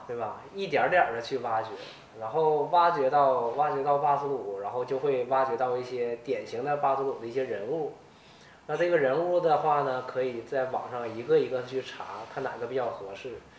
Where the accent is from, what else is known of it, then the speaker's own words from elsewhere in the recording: Northeast China, China; 我们东北这边这个 越野赛啊，比赛比较少